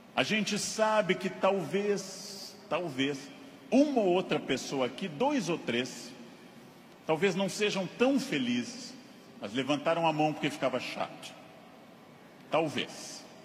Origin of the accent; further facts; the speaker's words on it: Rio Grande do Sul, Brazil; Rio Grande do Sul, onde eu nasci